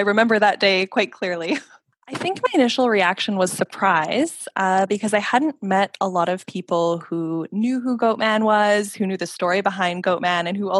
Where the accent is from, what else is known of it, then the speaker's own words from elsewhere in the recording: Calgary, Alberta, Canada; now in Ottawa, Canada; I grew up in Calgary, Alberta. I'm currently living in Ottawa, Ontario